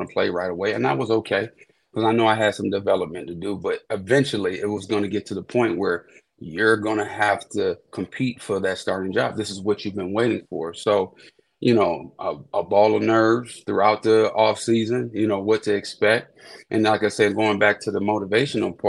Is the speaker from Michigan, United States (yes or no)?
no; Youngstown, Ohio, United States; also born or lived in South Carolina / Pennsylvania; now in Columbus, United States; I just actually relocated back to my home state. I live in Columbus now. You know, I'm from Youngstown